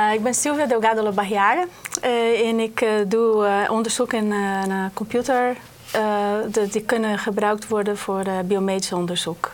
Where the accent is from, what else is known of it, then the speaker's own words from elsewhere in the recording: Brazil; moved away as an adult; now in Netherlands; ik kom uit Brazilië vandaan